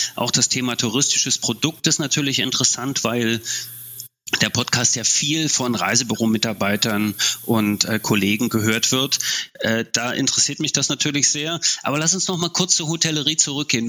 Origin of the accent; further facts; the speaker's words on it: East Germany, Germany; ich komme ja aus dem Osten, in der DDR